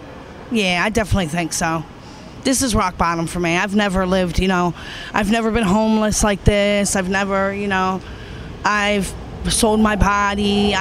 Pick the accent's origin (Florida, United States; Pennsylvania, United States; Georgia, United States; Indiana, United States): Pennsylvania, United States; Williamsport; also born or lived in Houston, Texas; now in Philadelphia, United States; I was born in Houston, Texas, but I was raised in Williamsport, Pennsylvania.